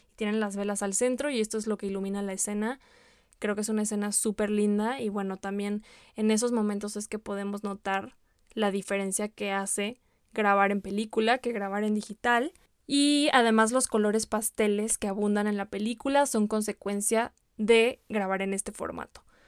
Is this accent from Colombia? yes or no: no; Mexico; como mexicanos